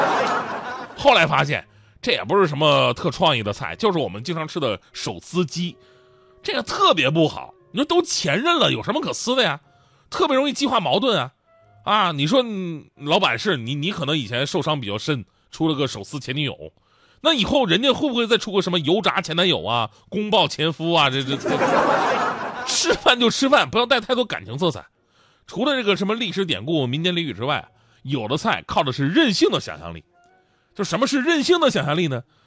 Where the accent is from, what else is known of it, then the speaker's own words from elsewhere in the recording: Northeast China, China; 我是东北人